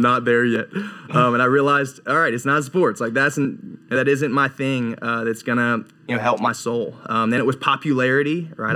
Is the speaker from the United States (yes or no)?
yes; Raleigh, North Carolina, United States; I'm originally from Raleigh, North Carolina, and had, like, an average upbringing